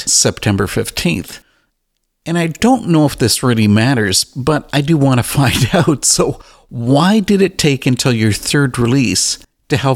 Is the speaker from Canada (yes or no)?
yes; Canada; Okay, now I'm Canadian.